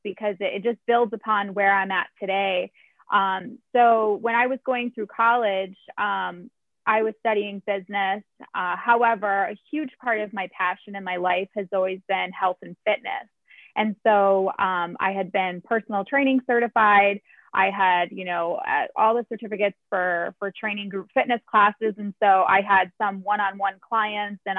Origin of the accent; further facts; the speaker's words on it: Chicago, Illinois, United States; moved away as an adult; now in Los Angeles, United States; I was born and raised in Chicago.